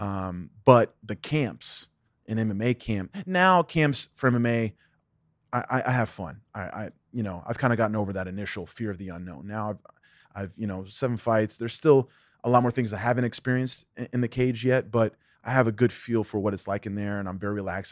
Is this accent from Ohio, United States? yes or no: yes; Ohio, United States; I was born in Ohio. My dad was the assistant instructor at the Jeet Kune Do Academy in Cincinnati, Ohio